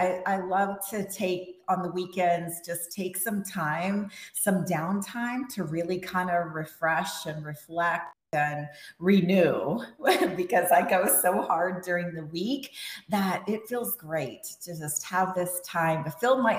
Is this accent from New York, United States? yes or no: no; Texas, United States; also born or lived in Las Palmas, Gran Canaria, Spain; was born in Spain and I grew up in Texas.